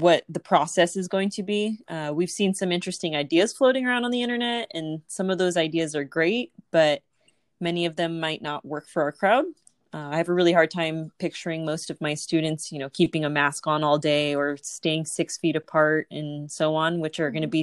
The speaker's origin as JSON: {"language": "English", "region": "Southern California", "country": "United States", "said": "I am from Southern California"}